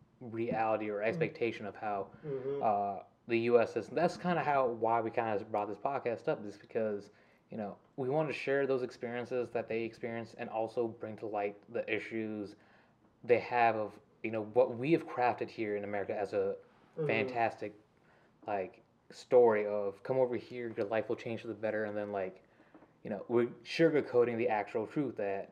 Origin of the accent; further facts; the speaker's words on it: the South, United States; grew up in the South, you know, second generation, U.S. born child, born and raised, so, you know, I like to be referred to as, a redneck.